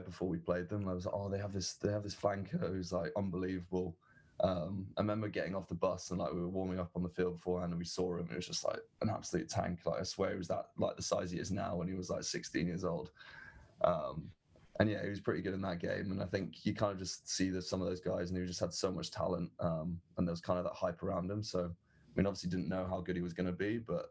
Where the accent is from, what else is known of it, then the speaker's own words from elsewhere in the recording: England, United Kingdom; moved away as an adult; also born or lived in Berkeley, California; coming into American culture as an English person